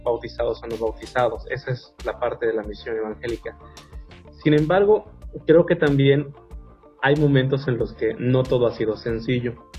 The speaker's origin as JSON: {"language": "Spanish", "country": "Mexico", "said": "tenemos nosotros como mexicanos nuestro propio argot"}